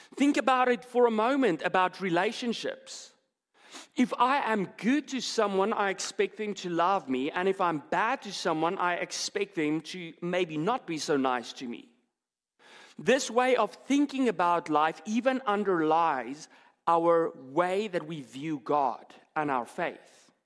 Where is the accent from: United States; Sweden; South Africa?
South Africa; moved away; I'm from South Africa